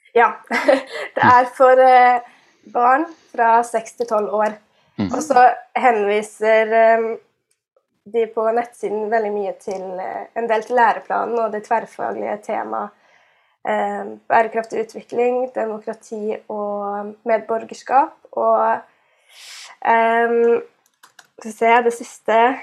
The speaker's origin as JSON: {"language": "Norwegian", "town": "Karmøy", "region": "Rogaland", "country": "Norway", "tie": "born or raised there", "also_born_or_lived": "Telemark", "moved": "as an adult", "lives_now": "Bergen, Norway", "said": "jeg er, sier at jeg er fra Karbøy"}